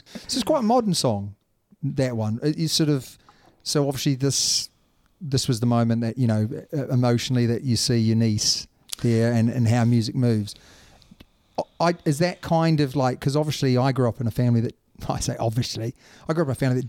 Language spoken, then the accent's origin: English; New Zealand; now in England, United Kingdom; Just because I'm from New Zealand, don't hold it against me.